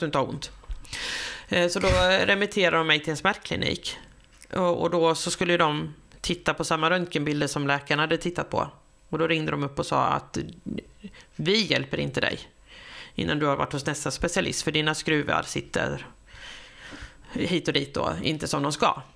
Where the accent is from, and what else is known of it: Sweden; also born or lived in Australia